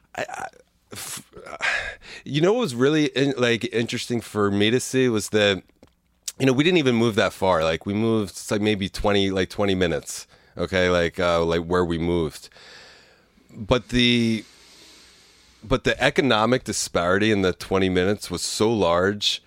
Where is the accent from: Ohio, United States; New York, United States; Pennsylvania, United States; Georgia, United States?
Pennsylvania, United States; Bucks County; also born or lived in Philadelphia / Warrington; I was born in the city in the Northeast.